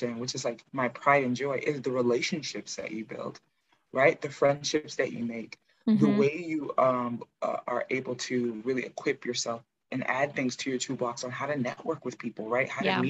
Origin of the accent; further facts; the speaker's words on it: United States; I think it's important to note that I am American, but I'm first generation American. My parents are Nigerian.